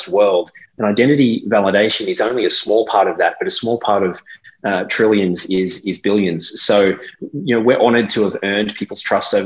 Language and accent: English; Australia; now in Dubai, United Arab Emirates; this was my culture in being an Australian